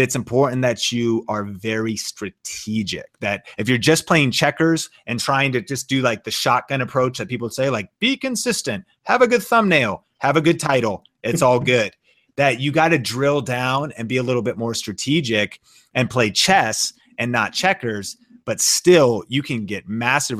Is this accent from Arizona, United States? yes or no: no; Seattle, Washington, United States; I'm from Seattle. My wife and I are both from Seattle